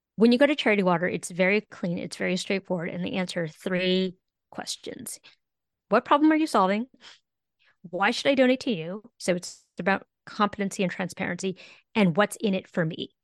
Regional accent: California, United States; I'm a Californian

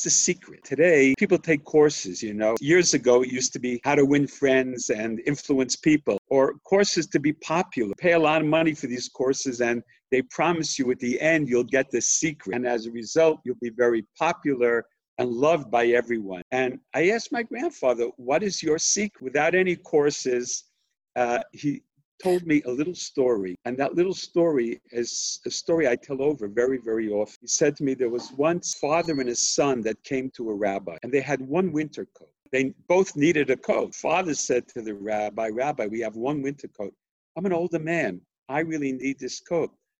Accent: United States; I was born in America and grew up in America, my father was born in Jerusalem

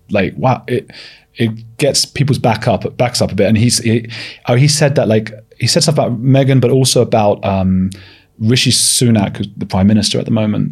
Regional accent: London, United Kingdom; also born or lived in Leeds; I grew up in North London

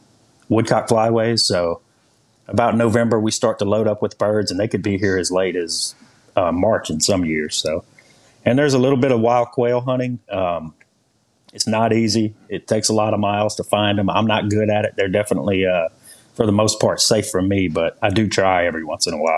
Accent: Port Allen, Louisiana, United States; accent: heavy Louisiana accent; I'm from Port Allen, Louisiana

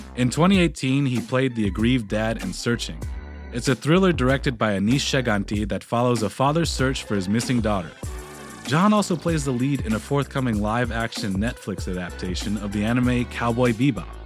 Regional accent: Tennessee, United States; moved away as an adult; growing up in Tennessee as the son of Taiwanese immigrants

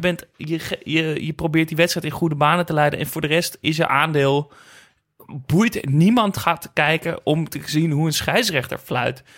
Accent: Netherlands; dat ik uit Nederland kwam

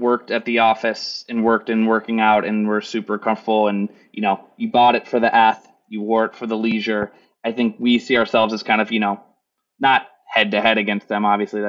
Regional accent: Kansas, United States; I'm from Kansas.

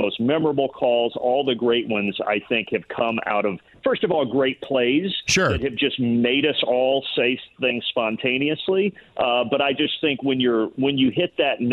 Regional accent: Indiana, United States; moved away; back in my home state. I really think it's Indiana.

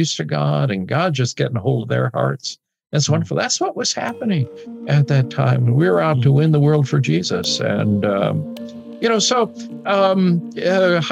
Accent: outside of Chicago, Illinois, United States; moved away; growing up outside of Chicago

